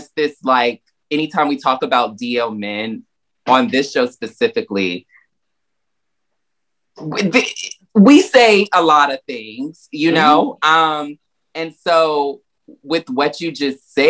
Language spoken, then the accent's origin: English; the South, United States; moved away; growing up in the South